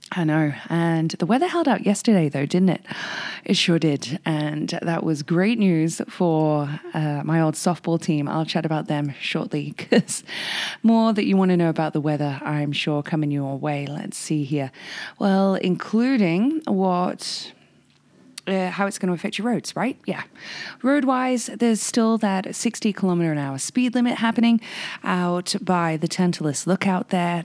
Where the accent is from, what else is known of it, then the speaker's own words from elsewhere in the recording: England, United Kingdom; now in Whistler, Canada; Practically grew up on Monty Python being English.